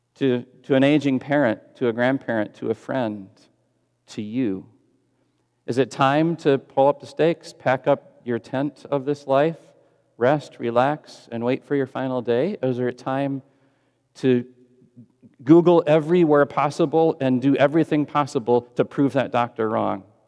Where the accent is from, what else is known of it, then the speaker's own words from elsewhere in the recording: Texas, United States; I'm a Texan